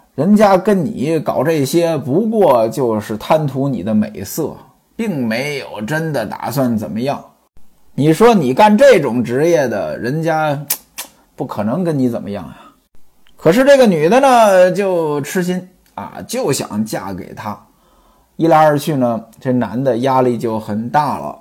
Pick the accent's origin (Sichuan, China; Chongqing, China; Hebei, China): Hebei, China; 在我们老家河北啊